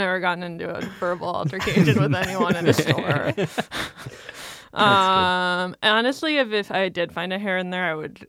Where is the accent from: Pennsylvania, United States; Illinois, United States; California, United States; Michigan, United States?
Illinois, United States; Chicago; now in New York City, United States; I'm from Chicago.